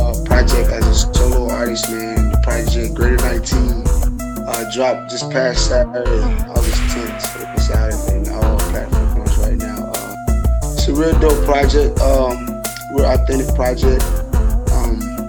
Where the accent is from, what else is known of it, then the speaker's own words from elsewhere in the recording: Statesboro, Georgia, United States; That's my hometown. That's my city